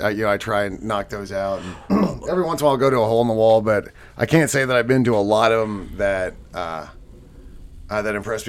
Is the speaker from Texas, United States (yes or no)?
yes; Spring, Texas, United States; Growing up in the Spring area, there weren't a ton of barbecue joints